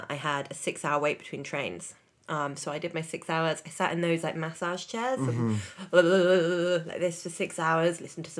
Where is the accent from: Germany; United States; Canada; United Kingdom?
United Kingdom; England; obviously I'm British.